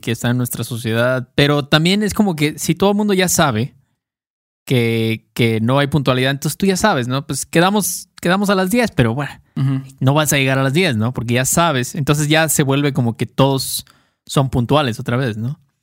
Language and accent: Spanish; Mexico